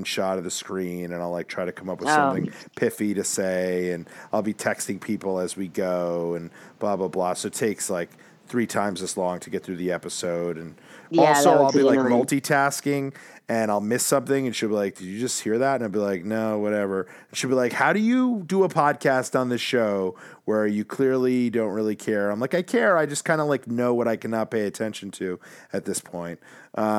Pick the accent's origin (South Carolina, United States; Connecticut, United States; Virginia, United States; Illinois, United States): Connecticut, United States; Stamford; also born or lived in Manhattan, New York; I grew up in Stamford, Connecticut, about 45 minutes outside of Manhattan. And I was born in Manhattan.